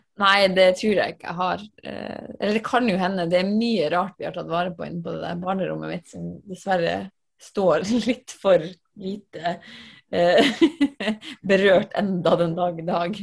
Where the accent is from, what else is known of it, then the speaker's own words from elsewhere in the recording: Finnmark, Norway; jeg vokste opp i Finnmark